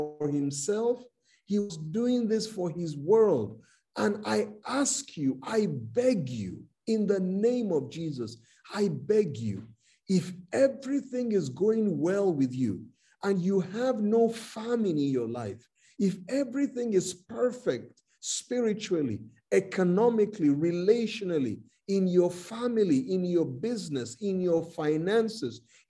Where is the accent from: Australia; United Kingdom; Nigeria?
Nigeria; I'm from Nigeria, I'm a Nigerian.